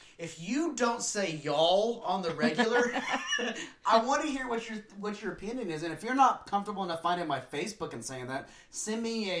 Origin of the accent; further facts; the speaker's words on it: Lubbock, Texas, United States; I'm from Lubbock, but it's ish.